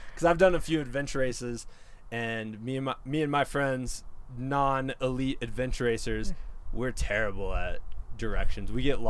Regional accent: Iowa, United States; moved away; I grew up in Iowa, and my dad owned some land in southern Iowa

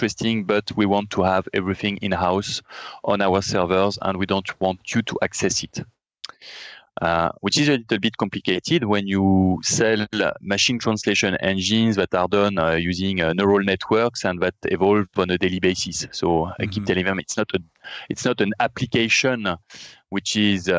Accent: France; accent: French; English is a second language; as you understood from my accent, and I mentioned it, we are based in France

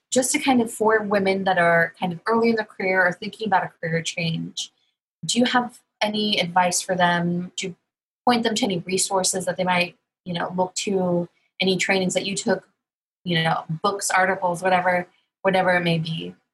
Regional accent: Corpus Christi, Texas, United States; I'm from Corpus Christi, Texas

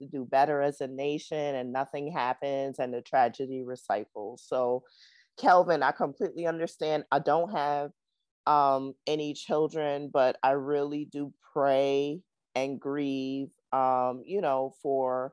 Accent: New York, United States; also born or lived in Charlotte; I'm from New York and, you know, we're nice some days, but some days we're not.

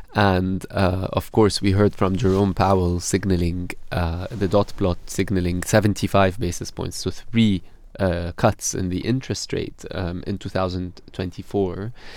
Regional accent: Beirut, Beirut Governorate, Lebanon; moved away as an adult; now in London, United Kingdom; I'm originally from Beirut in Lebanon. Okay. Um, it's where I grew up

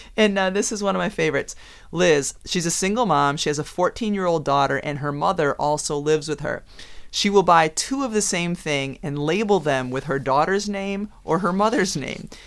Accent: Massachusetts, United States; Growing up in Massachusetts, when I was in high school

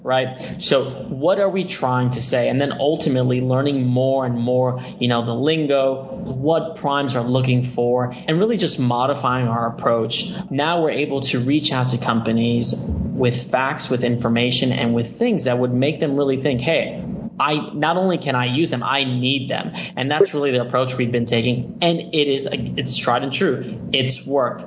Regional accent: Miami, Florida, United States; I am a first generation American, born and raised in Miami, Florida

